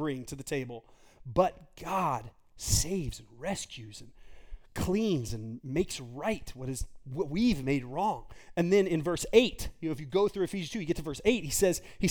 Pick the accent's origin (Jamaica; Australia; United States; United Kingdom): United States; Texas; I grew up in Texas, the Bible Belt